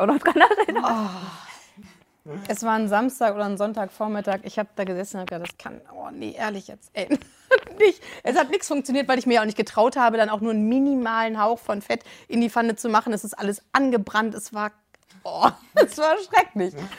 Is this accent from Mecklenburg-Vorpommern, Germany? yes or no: no; Hanover, Lower Saxony, Germany; ich komme aus Hannover.